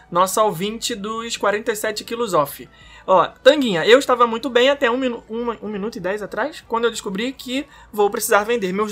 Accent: Rio de Janeiro, Brazil; Sou carioca e adoro as referências.

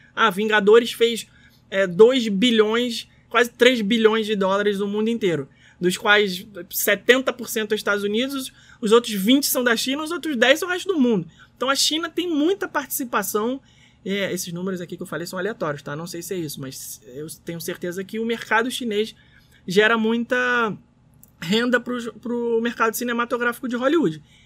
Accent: Rio de Janeiro, Brazil; nós, brasileiros, cariocas

